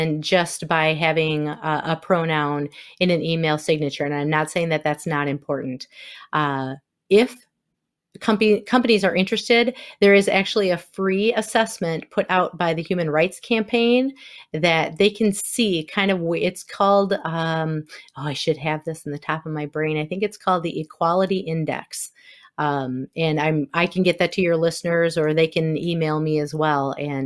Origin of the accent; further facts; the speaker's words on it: Wisconsin, United States; accent: Wisconsin; my Wisconsin accent